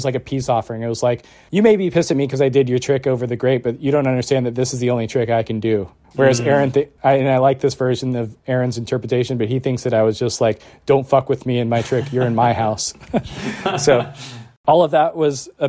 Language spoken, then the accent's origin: English; Central Texas, United States; moved away as an adult; also born or lived in Marin County, California; I'm 19, I'm from Central Texas, I'm